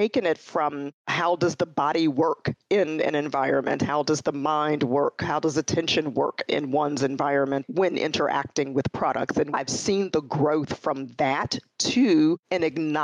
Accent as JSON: {"language": "English", "town": "Chicago", "region": "Illinois", "country": "United States", "tie": "born or raised there", "also_born_or_lived": "Detroit area, Michigan / California", "moved": "as an adult", "said": "I'm a Midwestern girl. I grew up in Chicago, born and raised."}